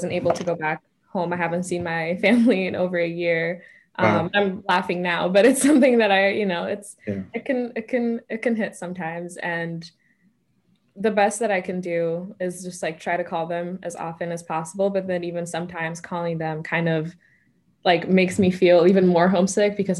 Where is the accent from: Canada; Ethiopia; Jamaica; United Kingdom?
Ethiopia; moved away as an adult; also born or lived in Kenya; now in United States; I was born in Ethiopia. That's where I was raised. So I'm Ethiopian full, like through and through. I speak Amharic, so I'm bilingual